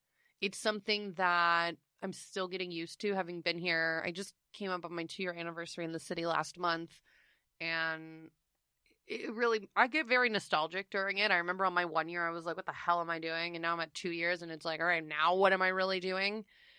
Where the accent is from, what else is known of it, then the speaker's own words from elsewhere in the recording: New York City, New York, United States; Did my due diligence as a New Yorker.